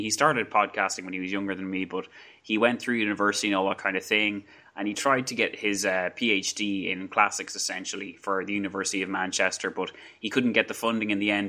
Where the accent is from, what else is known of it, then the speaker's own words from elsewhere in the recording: Ireland; accent: Irish; my very strong Irish accent